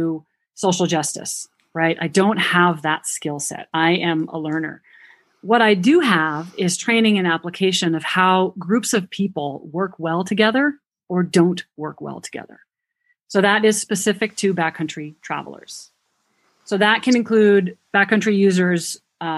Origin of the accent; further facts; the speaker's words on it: New Hampshire, United States; accent: New Hampshire; that's my New Hampshire accent